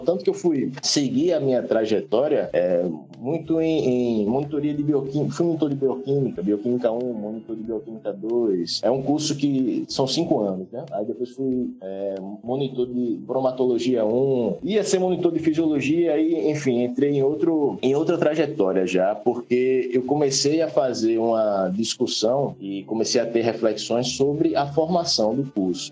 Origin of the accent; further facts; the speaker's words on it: Maceió, Alagoas, Brazil; moved away as an adult; also born or lived in Paraíba; now in Recife, Brazil; eu me considero alagoano, né? Porque morei desde dois anos de idade em Alagoas e a partir de 2015 vim para Pernambuco